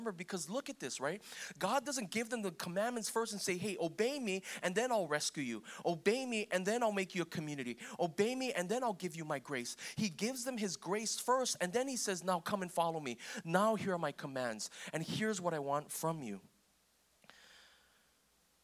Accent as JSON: {"language": "English", "country": "United States", "said": "I'm Korean American"}